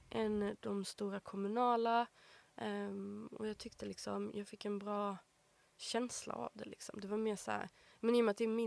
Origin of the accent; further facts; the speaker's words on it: Markaryd, Kronoberg County, Sweden; moved away; växte upp i Småland, i en liten by.